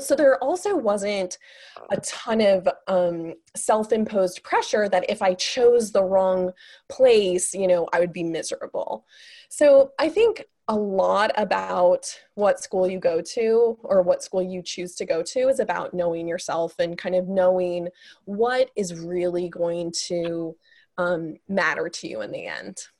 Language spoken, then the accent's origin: English; Kansas City, United States; I'm originally from Kansas City